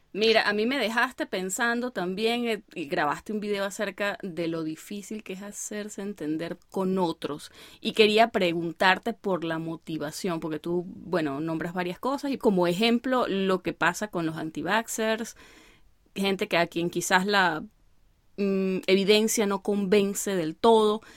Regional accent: Venezuela; now in United States; uno como venezolano

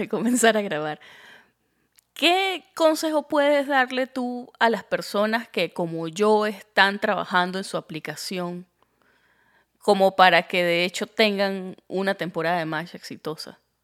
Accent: Andean Venezuela, Andes, Venezuela; moved away as an adult; now in United States; yo soy gocha

